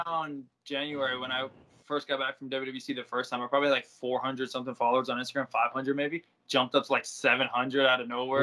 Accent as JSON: {"language": "English", "town": "Hollywood", "region": "Florida", "country": "United States", "said": "I'm a kid from Hollywood"}